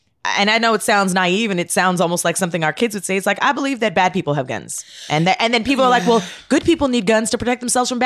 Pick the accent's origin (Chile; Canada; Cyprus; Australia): Canada; moved away; I grew up in Canada where gun culture is not a thing